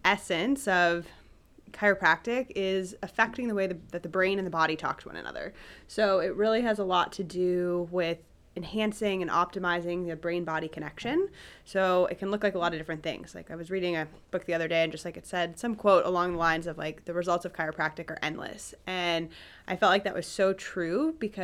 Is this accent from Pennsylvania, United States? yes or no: no; Cincinnati, Ohio, United States; also born or lived in St. Louis / Columbus; now in Dublin, United States; I grew up in Cincinnati, and I moved to Columbus to go to Ohio State